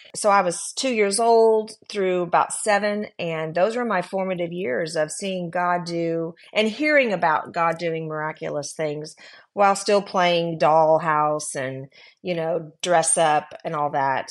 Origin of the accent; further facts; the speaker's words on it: Texas, United States; also born or lived in California; So we moved from California. I was very, um, protected, if you will, um, 'cause we li, I went to a Christian school. My dad was the principal. I knew everybody. And then we moved back to Texas